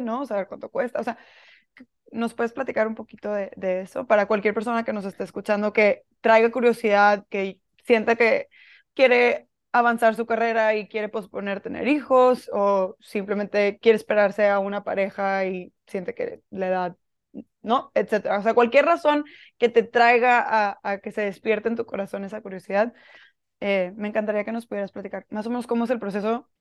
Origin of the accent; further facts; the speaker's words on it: Monterrey, Nuevo León, Mexico; yo soy de Monterrey, aquí vivo ahorita